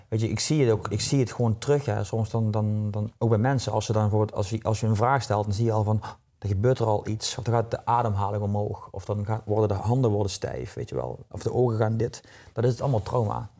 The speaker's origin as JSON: {"language": "Dutch", "region": "Limburg", "country": "Netherlands", "tie": "born or raised there", "accent": "southern", "moved": "yes", "lives_now": "Nieuwland, Netherlands", "said": "Ik ben geboren in Limburg. In het zuiden, een zuiderling hoor je waarschijnlijk ja. aan mijn tongval."}